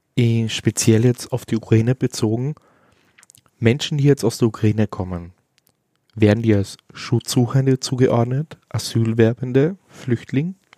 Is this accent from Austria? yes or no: yes; Austria; als Österreicher nach München ziehe